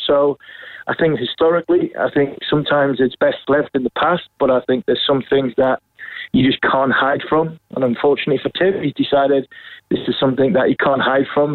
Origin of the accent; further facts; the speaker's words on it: England, United Kingdom; As an Englishman